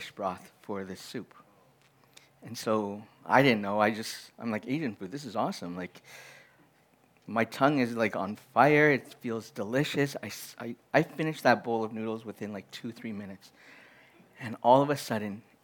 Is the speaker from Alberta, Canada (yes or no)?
yes; Edmonton, Alberta, Canada; I grew up in Edmonton